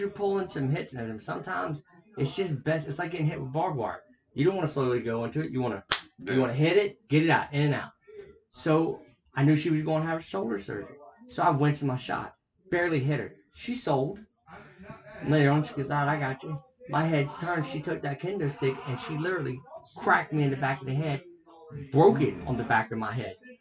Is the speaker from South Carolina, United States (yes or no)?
yes; South Carolina, United States; we're from South Carolina